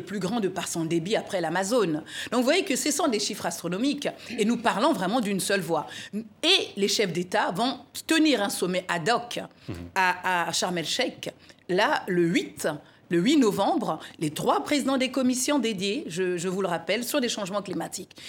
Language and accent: French; Republic of the Congo; mon pays, la République du Congo, Brazzaville